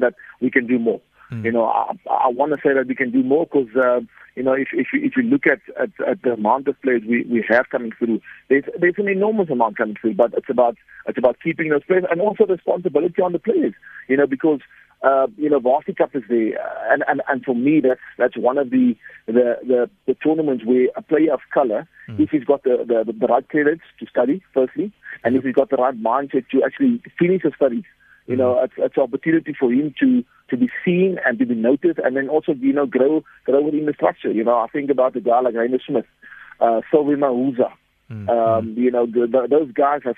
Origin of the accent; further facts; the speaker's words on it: South Africa; if we as South African